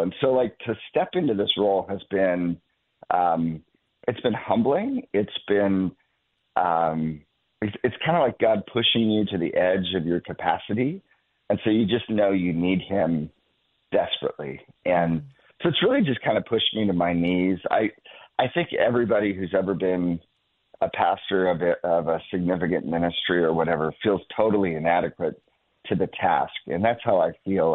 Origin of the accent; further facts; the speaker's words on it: Northeast Ohio, United States; moved away as an adult; also born or lived in Texas; I grew up in Northeast Ohio